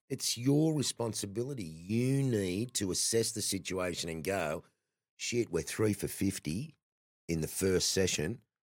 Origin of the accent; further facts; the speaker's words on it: Sydney, New South Wales, Australia; I grew up in Sydney. I grew up in Matraville, in the south Sydney end of the eastern suburbs